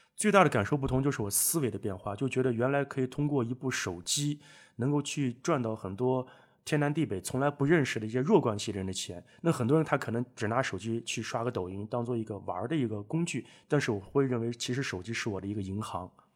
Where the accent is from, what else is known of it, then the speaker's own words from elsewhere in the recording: Northwest China, China; 我们西北那边